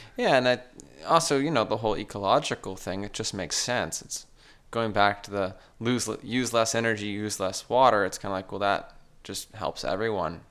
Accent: Sierra Madre, California, United States; also born or lived in Huntington Beach, California; I grew up in Cerro Madre, uh, exploring the local mountains with my dad. then moved down to Huntington Beach

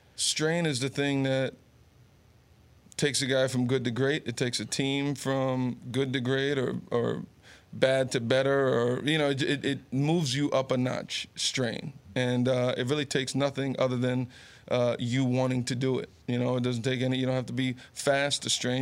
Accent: Garfield, New Jersey, United States; also born or lived in Summit, New Jersey / Rumson, New Jersey; born in Summit, growing up in Garfield

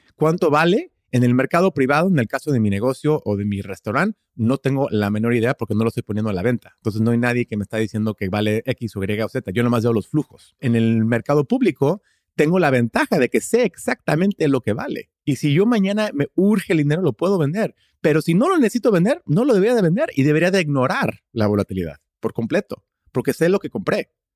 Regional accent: Houston, Texas, United States; Spanish is a second language; also born or lived in Austin, Texas / Madrid, Spain; Yo soy de Estados Unidos, nací aquí en, Houston, vivo en Houston, Texas

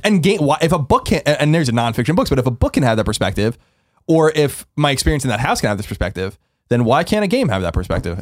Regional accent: New York, United States; moved away; also born or lived in San Francisco; growing up in New York

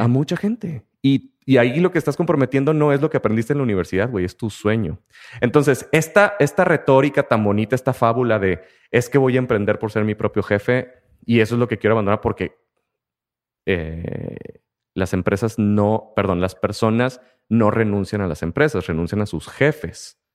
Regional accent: Mexico; el sistema de trabajo en muchas de las empresas de todo nuestro país

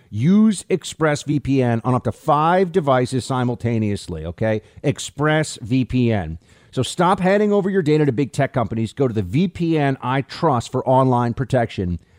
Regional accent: United States; I'm also an American

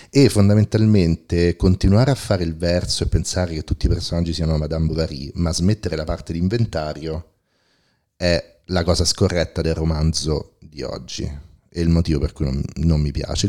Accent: Rome, Lazio, Italy; io che sono cresciuto a Roma

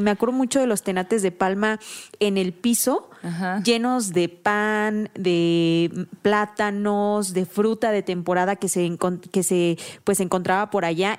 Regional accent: Oaxaca, Mexico; moved away as an adult; llevo 10 años fuera de Oaxaca

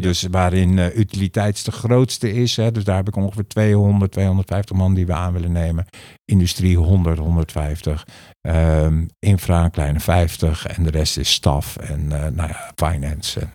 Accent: The Hague, South Holland, Netherlands; ik ben van origine Hagenees

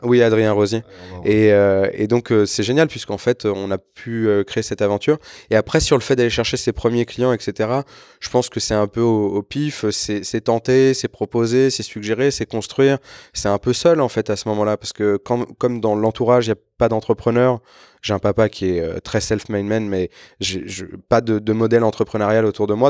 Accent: Évry, Île-de-France, France; moved away as an adult; je suis né à Évry, j'ai passé quasiment 25 ans là-bas

